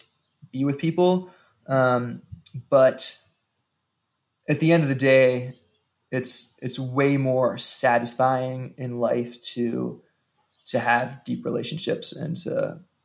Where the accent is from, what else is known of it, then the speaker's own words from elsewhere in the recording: Western Maryland, United States; now in Kansas City, United States; where I grew up in Western Maryland